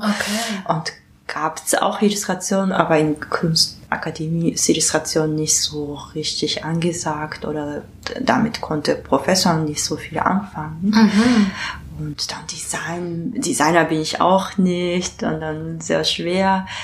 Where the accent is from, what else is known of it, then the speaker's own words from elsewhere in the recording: Japan; German is a second language; moved away as an adult; now in Berlin, Germany; ich komme aus Japan. Und seit 2006 lebe ich und arbeite ich in Berlin